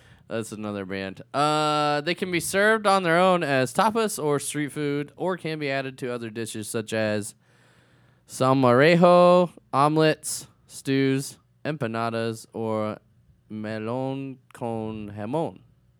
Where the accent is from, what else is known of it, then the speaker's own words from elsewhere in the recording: Fargo, North Dakota, United States; I'm from Fargo, yeah.